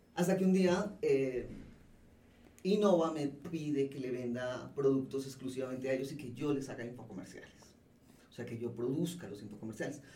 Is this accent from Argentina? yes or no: no; Colombia; moved away as an adult; also born or lived in Mexico City, Mexico; now in Mexico; yo como colombiana que llegó sola a montar esta empresa, esto ya lo venía haciendo desde Colombia